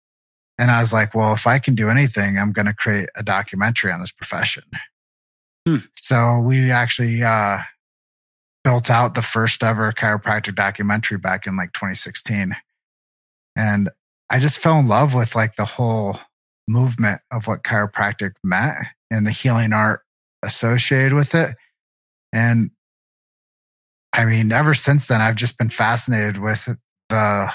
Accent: Davenport, Iowa, United States; I grew up in Davenport, Iowa.

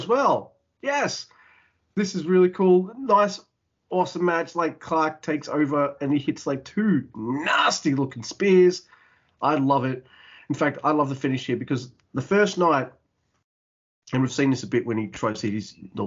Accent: Australia; I'm Australian.

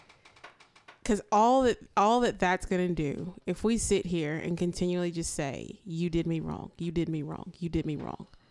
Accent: Pineville, Louisiana, United States; I grew up here locally in Pineville

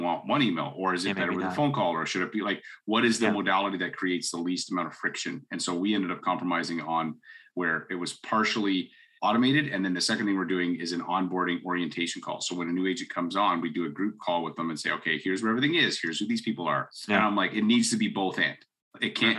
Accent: Canada; I'm a Canadian guy

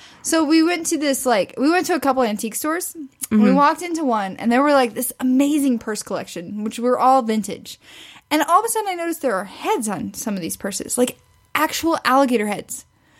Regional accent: Missouri, United States; growing up in Missouri

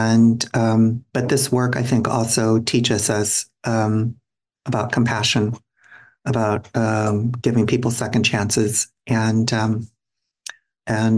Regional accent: Minneapolis, Minnesota, United States; moved away as an adult; now in San Francisco, United States; I grew up in and around the Twin Cities.

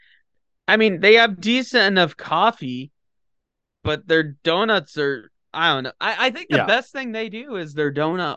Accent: the South, United States; I'm from the South.

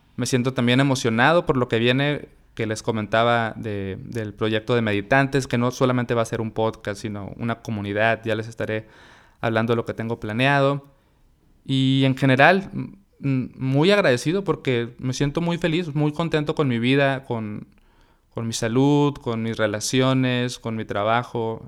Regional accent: Mexicali, Baja California, Mexico; moved away as an adult; now in Monterrey, Mexico; yo soy de Mexicali, mi esposa es de Monterrey y yo me vine a vivir acá para, estar con ella

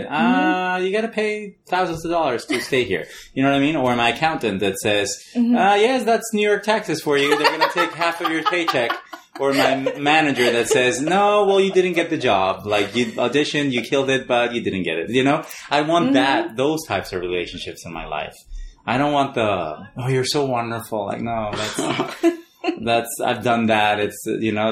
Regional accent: Mexico; moved away as an adult; now in United States; I'm an import from Mexico.

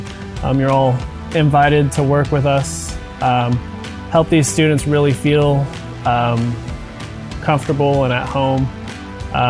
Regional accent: Lubbock, Texas, United States; moved away; I was born and raised in Lubbock, Texas

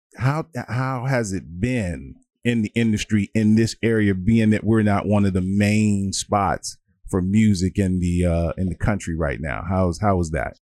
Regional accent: Washington, District of Columbia, United States; I grew up on Stanton Road

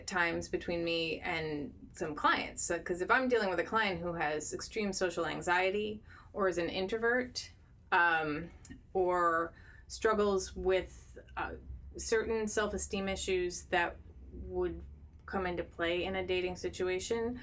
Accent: Midwest, United States; I'm a Midwesterner.

